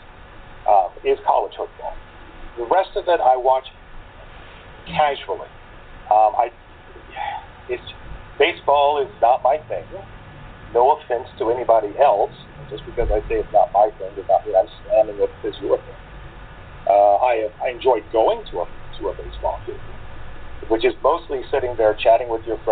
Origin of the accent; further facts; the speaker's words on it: St. Augustine, Florida, United States; in St. Augustine, my hometown